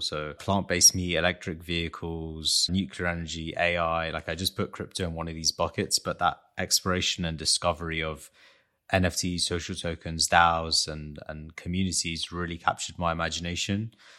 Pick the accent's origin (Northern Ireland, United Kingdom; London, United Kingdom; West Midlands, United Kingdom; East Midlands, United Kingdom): London, United Kingdom; I was born in London to Armenian parents